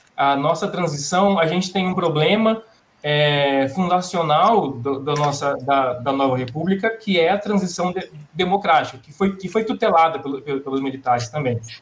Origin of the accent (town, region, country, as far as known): Brazil